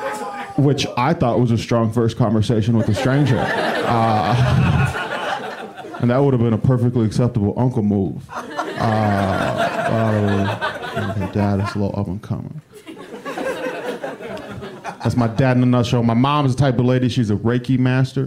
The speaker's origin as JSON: {"language": "English", "town": "Cleveland", "region": "Ohio", "country": "United States", "moved": "yes", "said": "I'm from Cleveland"}